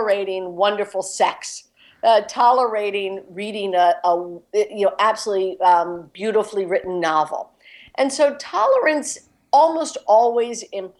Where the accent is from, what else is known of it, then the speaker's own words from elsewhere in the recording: Philadelphia, Pennsylvania, United States; Giovanni's Room in Philadelphia, in my hometown